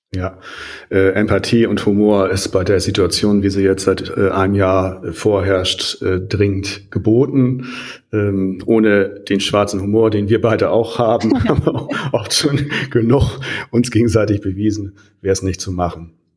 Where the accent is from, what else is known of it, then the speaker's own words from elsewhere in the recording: near Hollenstedt, Lower Saxony, Germany; das ja nur in meiner Nähe ist und ich da aufgewachsen bin in der Nähe